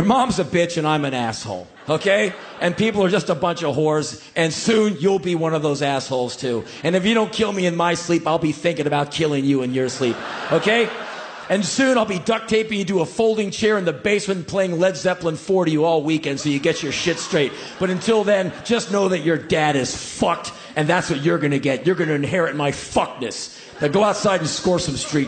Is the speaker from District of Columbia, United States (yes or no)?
yes; Washington, District of Columbia, United States; moved away as an adult; I grew up in Washington, D.C., seeing a few things in the streets of my hometown